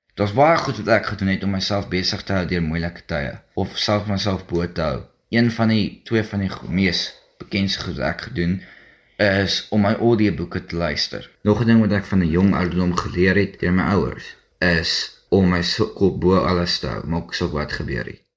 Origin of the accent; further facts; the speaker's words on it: Mossel Bay, Western Cape, South Africa; ek is van Mosselbaai af